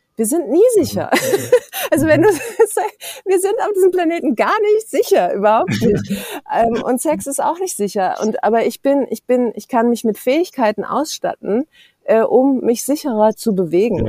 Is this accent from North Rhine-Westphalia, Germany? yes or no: no; Berlin, Germany; ich bin auch echte Berlinerin